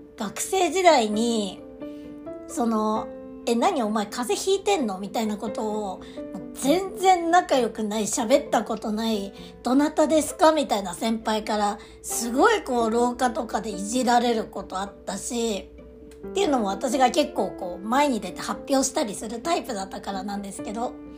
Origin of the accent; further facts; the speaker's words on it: Aomori, Japan; 私、あの、出身が青森なんですけど、たまに変な発音を直そうとしてさらに変な発音になっちゃう